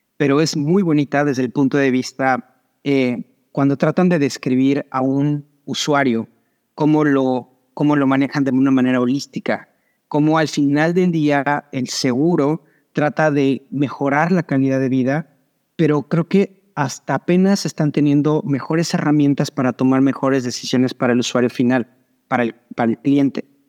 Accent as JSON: {"language": "Spanish", "country": "Mexico", "tie": "born or raised there", "moved": "as an adult", "lives_now": "Miami, United States", "said": "ahora vivo en Miami, pero soy mexicano, nací y crecí en México."}